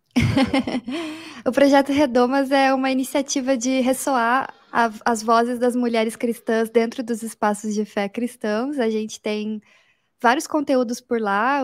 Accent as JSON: {"language": "Portuguese", "town": "Curitiba", "region": "Paraná", "country": "Brazil", "said": "Eu, como boa curitibana"}